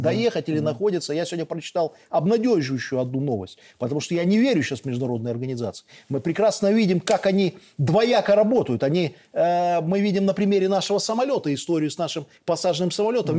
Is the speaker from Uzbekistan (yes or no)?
no; Belarus; мы белорусы